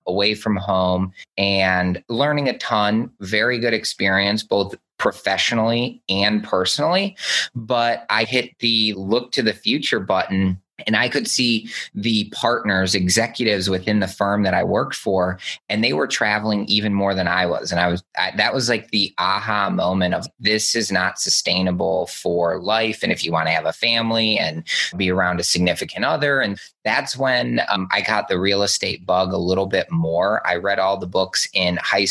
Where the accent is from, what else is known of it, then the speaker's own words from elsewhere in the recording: just outside of Detroit, Michigan, United States; I grew up just outside of Detroit